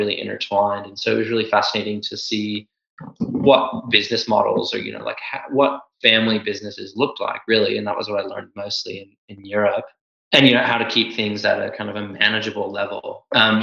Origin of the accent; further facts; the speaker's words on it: United States; moved away; I come from the States